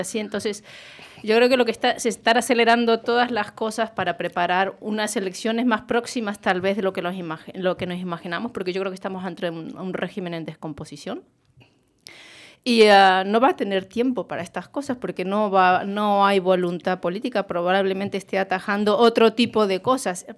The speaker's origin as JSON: {"language": "Spanish", "region": "Galicia", "country": "Spain", "said": "como gallegos y como españoles, porque no estamos solos en España los gallegos"}